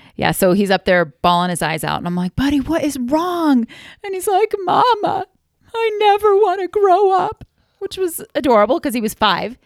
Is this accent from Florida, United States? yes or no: yes; Florida, United States; moved away as an adult; now in Utah, United States; We moved our family from Florida, where I am from and where I love, like, three minutes from the beach, moved to Utah